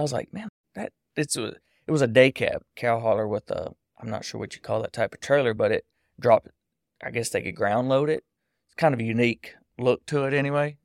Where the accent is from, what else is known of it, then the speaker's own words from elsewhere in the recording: Texas, United States; now in Hallsville, United States; I grew up in Allegiant Field, Texas